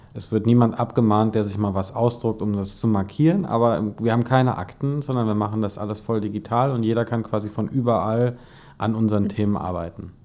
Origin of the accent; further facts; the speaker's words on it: Hesse, Germany; als Hesse